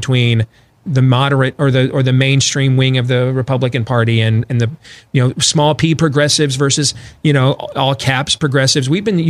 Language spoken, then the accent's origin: English; Missouri, United States; But inevitably, I am from Missouri. Well, it's south of here. And you have to show me.